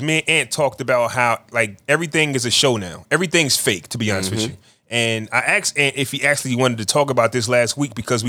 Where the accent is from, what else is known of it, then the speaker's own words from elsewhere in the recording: East Coast, United States; we're from the East Coast